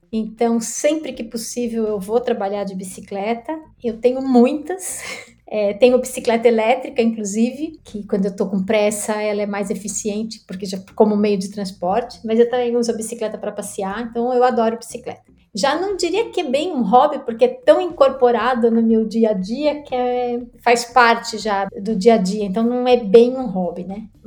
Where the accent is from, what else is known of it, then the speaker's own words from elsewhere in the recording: São Paulo, Brazil; moved away as an adult; Então eu saí de São Paulo com 23 para 24 anos. Isso significa que eu já vivi maior parte da minha vida longe de São Paulo.